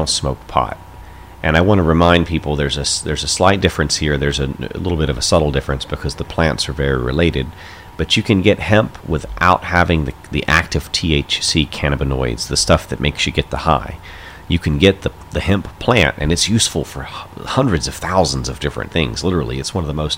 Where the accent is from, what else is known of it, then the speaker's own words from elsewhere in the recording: North Carolina, United States; I'm from North Carolina myself